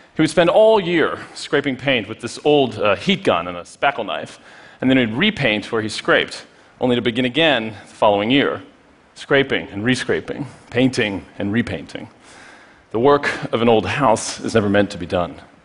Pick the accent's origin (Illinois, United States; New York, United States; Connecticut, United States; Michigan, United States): New York, United States; Poughkeepsie; Poughkeepsie, my hometown